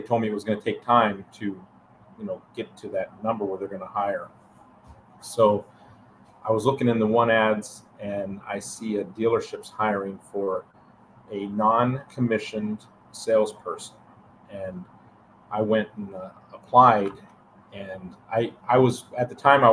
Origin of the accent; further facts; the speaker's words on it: Alliance, Ohio, United States; also born or lived in Enterprise, Alabama; I made the decision to move back to my hometown of Alliance, Ohio